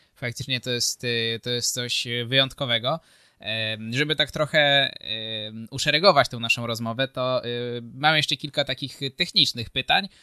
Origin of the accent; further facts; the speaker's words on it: Kraków, Lesser Poland, Poland; u mnie w Krakowie